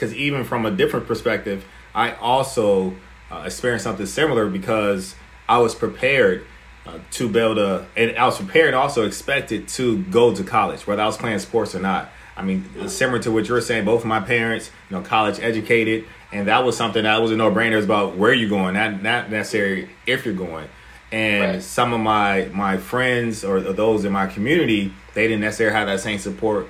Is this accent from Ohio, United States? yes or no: yes; Warren, Ohio, United States; I'm originally from Warren, Ohio